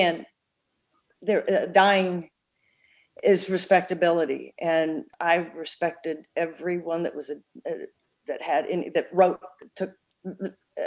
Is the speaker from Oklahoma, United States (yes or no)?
yes; Tulsa, Oklahoma, United States; being in Tulsa, my hometown